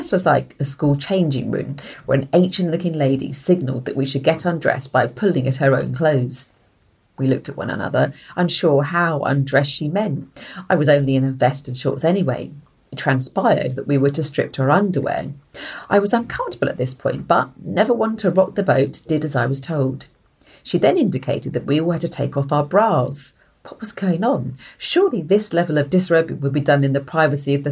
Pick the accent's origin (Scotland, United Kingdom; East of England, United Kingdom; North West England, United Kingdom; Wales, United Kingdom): East of England, United Kingdom; Essex; also born or lived in outskirts of London; now in London, United Kingdom; when I grew up in Essex, I grew up on a dual carriage road